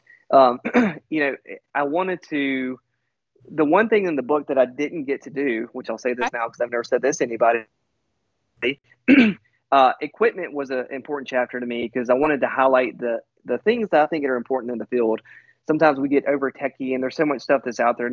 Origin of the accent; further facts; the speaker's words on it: United States; I'm from the United States